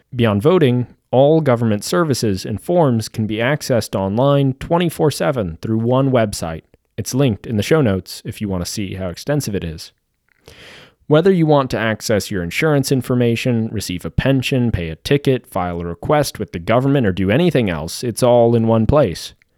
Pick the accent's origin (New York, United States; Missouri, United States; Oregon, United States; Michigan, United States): Missouri, United States; Kansas City; a guy born and raised in Missouri